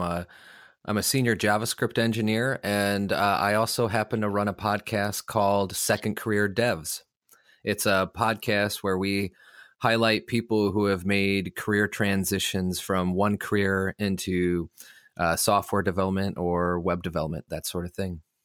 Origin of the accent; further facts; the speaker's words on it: Illinois, United States; moved away as an adult; also born or lived in Los Angeles, California; I'm from Illinois